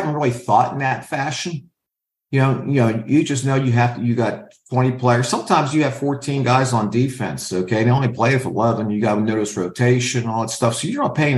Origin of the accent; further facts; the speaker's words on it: Pittsburgh, Pennsylvania, United States; moved away as an adult; also born or lived in Utah; I'm from Pittsburgh. My parents, my dad's still working. My mom's a waitress.